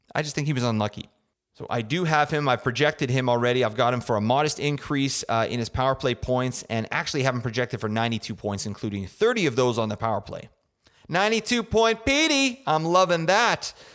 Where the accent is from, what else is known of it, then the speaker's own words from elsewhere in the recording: Canada; I'm from Canada, so we say Zerberts.